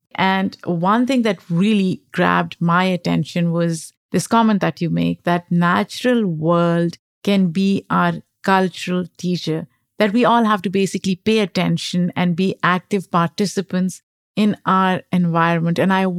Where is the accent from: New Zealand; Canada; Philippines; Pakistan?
Pakistan; Lahore, Punjab; I grew up in Lahore, and I can give you an example of that. It's a very crowded place.